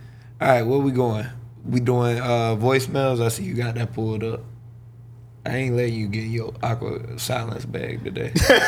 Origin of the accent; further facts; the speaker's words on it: the South, United States; I'm from the South, man.